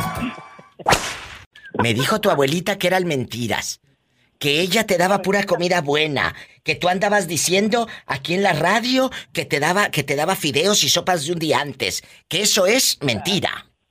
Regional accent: Matamoros, Tamaulipas, Mexico; moved away; Cuando empecé en la radio, chicos, en Matamoros, Tamaulipas, mi tierra

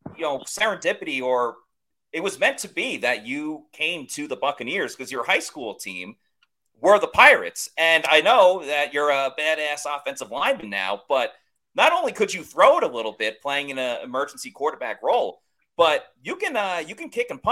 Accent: New York, United States; now in Florida, United States; I mean, I'm from New York. JC is from Massachusetts. We grew up in the cold.

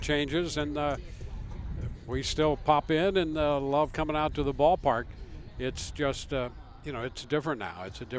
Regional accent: St. Louis, Missouri, United States; I grew up in the St. Louis area in the 60s

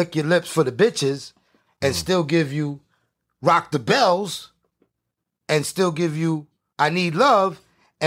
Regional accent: New York City, New York, United States; I'm from Brooklyn.

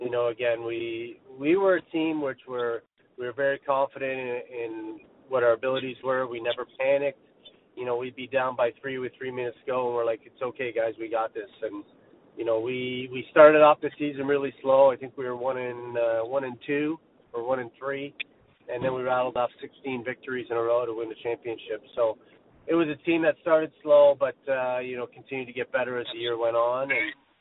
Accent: Pelham, Ontario, Canada; I grew up in a small town just outside of, near Niagara Falls called Pelham, Ontario.

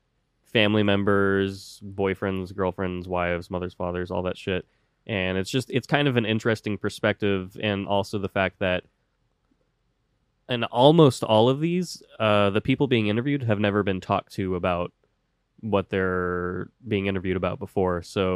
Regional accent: White Settlement, Texas, United States; I'm from White Settlement, Texas.

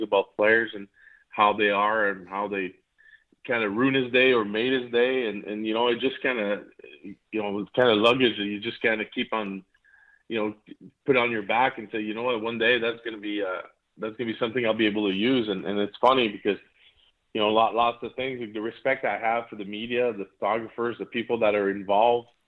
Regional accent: Montreal, Quebec, Canada; I grew up in Montreal

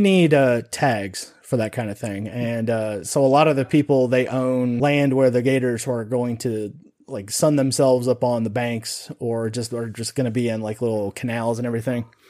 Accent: Sun Valley, Nevada, United States; growing up in Nevada

